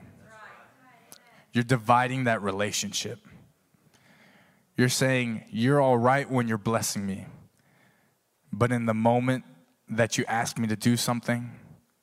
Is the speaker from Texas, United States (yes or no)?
yes; Texas, United States; moved away; I'm from Texas